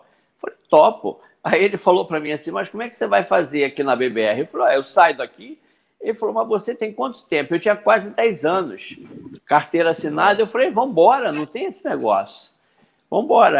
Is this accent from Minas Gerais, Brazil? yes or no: no; Rio de Janeiro, Brazil; moved away as an adult; also born or lived in Kashima, Japan / Qatar; Eu sou nascido em Jacarepaguá, um bairro aqui da Zona Oeste do Rio de Janeiro, né? E, como qualquer garoto de rua, fui criado em vila